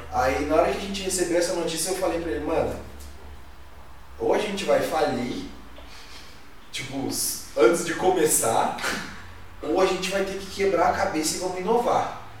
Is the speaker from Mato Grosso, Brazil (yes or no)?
no; Jacareí, São Paulo, Brazil; moved away as an adult; also born or lived in Blumenau; morava do lado de Balneário Camboriú, mas o que me atraía era voltar pra Jacareí